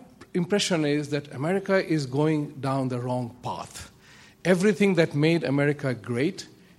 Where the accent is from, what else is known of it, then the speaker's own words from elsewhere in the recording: India; now in Long Island, United States; coming from India as I do, and if I didn't tell you I was a Hindu, then you would think I was a Muslim.